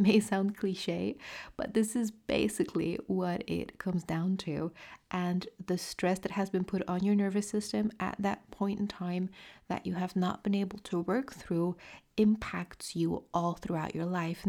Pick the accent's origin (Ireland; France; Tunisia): France; accent: French; using my French accent